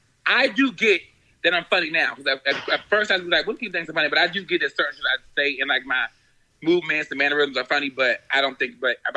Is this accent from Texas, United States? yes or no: no; Maryland, United States; also born or lived in Queens, New York; So you know I grew up between Maryland and Queens, New York.